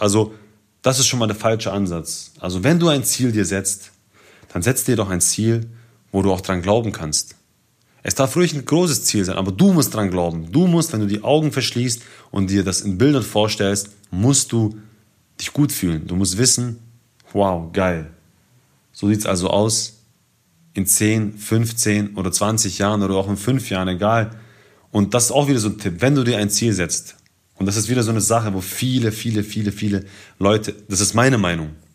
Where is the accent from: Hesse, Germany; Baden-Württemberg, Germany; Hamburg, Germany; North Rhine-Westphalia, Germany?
Baden-Württemberg, Germany; Ulm; ich komme aus Ulm